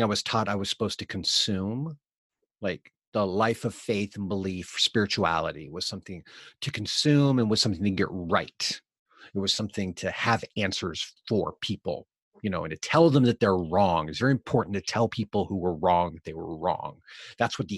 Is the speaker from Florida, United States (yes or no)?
no; Eugene, Oregon, United States; now in Portland, United States; I grew up in Eugene, Oregon